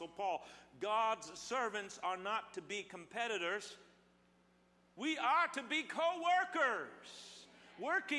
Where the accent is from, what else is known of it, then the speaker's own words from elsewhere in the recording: Midwest, United States; now in Southern California, United States; I grew up in the Midwest